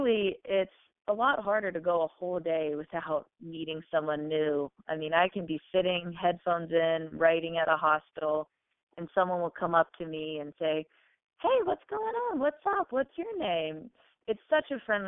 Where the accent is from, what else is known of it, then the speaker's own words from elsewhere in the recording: Oak Island, North Carolina, United States; now in Wilmington, United States; my hometown of Oak Island. Oak Island is very teeny tiny and petite and charming, about 7,000 people